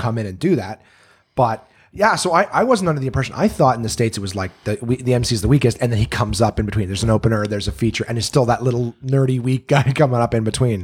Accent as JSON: {"language": "English", "country": "Canada", "said": "I'm Canadian"}